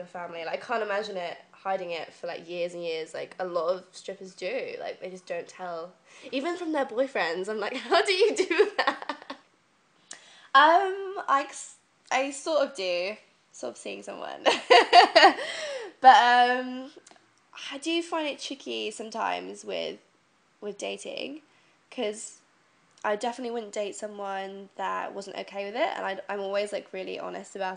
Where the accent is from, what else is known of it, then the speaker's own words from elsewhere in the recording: Devon, South West England, United Kingdom; moved away as an adult; now in London, United Kingdom; I'm originally from Devon. And I've been living in London almost 11 months now.